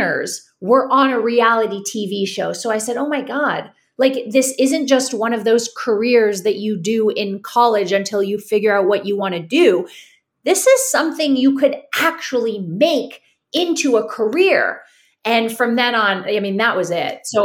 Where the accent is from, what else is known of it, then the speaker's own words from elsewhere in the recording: Toronto, Ontario, Canada; now in St. Petersburg, United States; I'm originally from Toronto, Canada